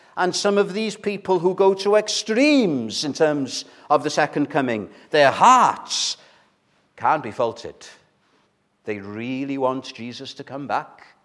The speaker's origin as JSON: {"language": "English", "region": "Wales", "country": "United Kingdom", "said": "those of us who are Welsh"}